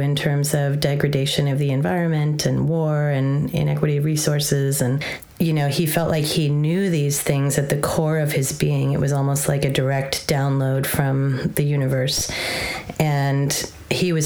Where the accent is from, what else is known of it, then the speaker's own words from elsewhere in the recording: Southern California, United States; I grew up in Southern California